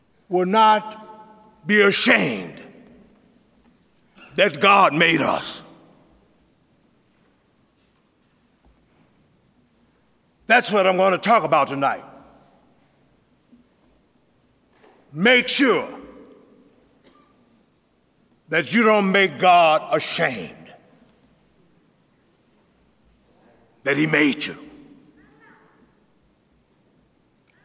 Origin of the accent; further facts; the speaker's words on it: Jackson, Mississippi, United States; moved away; I'm from Jackson, Mississippi, and I'm proud of it. Proud that I was born at 128 East Cohee Street in the segregated South.